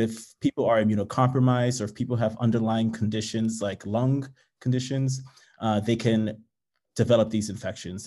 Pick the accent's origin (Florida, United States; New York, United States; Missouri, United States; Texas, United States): New York, United States; New York City; also born or lived in Nigeria; I was born in Nigeria and immigrated to the U S to the Bronx at the age of two with my parents